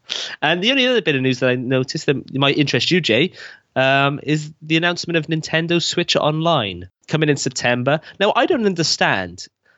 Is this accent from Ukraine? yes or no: no; Wales, United Kingdom; We're Welsh, right? We're oppressed.